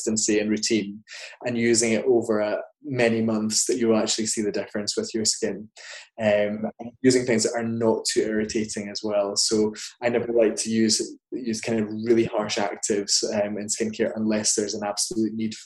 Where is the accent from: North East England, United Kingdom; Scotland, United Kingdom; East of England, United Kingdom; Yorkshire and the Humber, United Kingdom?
Scotland, United Kingdom; now in London, United Kingdom; I grew up in kind of semi-rural Scotland